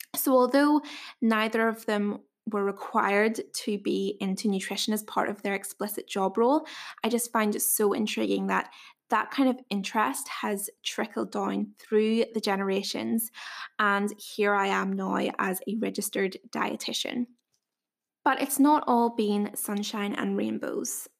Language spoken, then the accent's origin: English; Northern Ireland, United Kingdom; accent: Northern Irish; if you couldn't tell by my accent, I am from Wee Northern Ireland